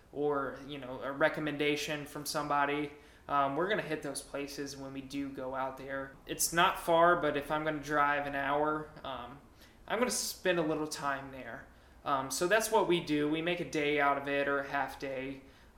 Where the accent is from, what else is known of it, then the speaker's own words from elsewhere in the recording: Atlanta, Georgia, United States; now in Fort Walton Beach, United States; I'm originally from the Atlanta area